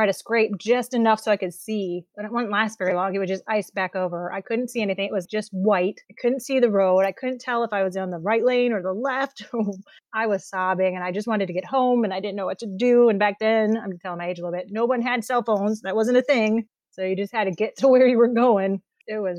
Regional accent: Wisconsin, United States; I grew up in Wisconsin

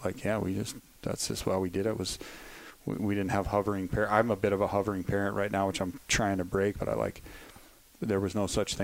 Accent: Livingston, Montana, United States; now in Bozeman, United States; I grew up in Livingston, Montana. I live in Bozeman now

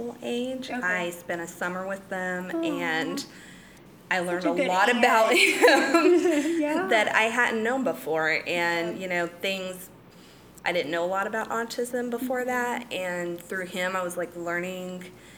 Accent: Olney, Texas, United States; I grew up in Olney, Texas

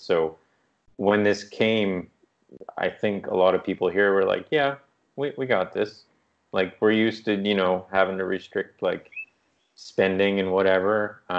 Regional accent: East Coast, United States; now in Canada; But my brain, growing up in the East Coast, I thought like a tree had fallen on the house.

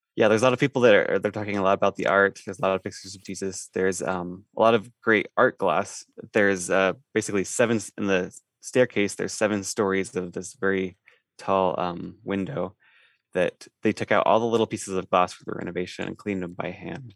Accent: eastern Idaho, United States; I'm from, uh, eastern Idaho

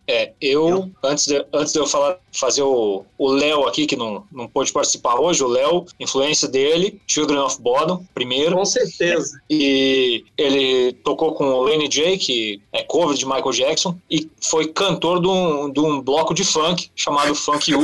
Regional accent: interior of Rio Grande do Sul, Brazil; Sou de cidade pequena, do interior do Rio Grande do Sul

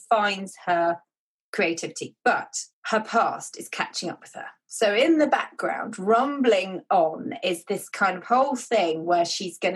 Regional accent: England, United Kingdom; I am an author from England

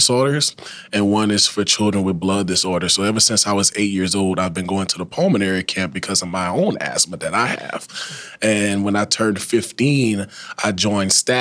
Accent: Thibodaux, Louisiana, United States; now in Lafayette, United States; I'm initially from Thibodaux, Louisiana. I was born and raised there, spent all of my childhood and young adult life there, until I graduated from high school in 2012

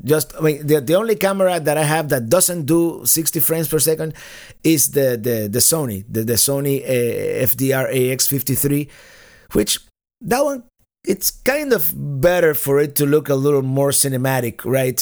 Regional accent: Cuba; first language Spanish; English is a second language; moved away; my native language is Spanish. I was born in the island of Cuba

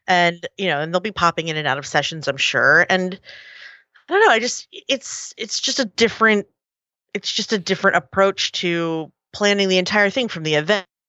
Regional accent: Philadelphia, Pennsylvania, United States; it was in Philly. It was, it was right here in my, in my hometown

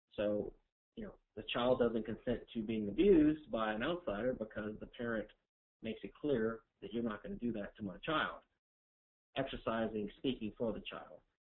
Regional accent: Louisiana, United States; I'm from Louisiana, which is a civil law jurisdiction

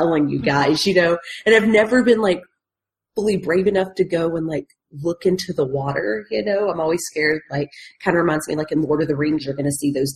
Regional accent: Tennessee, United States; where I grew up in Tennessee

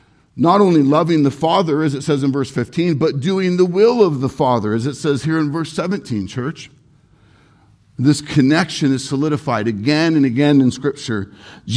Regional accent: Irvine, California, United States; I grew up in Irvine, very, very expensive, high-end city. Named the safest city in America many years.

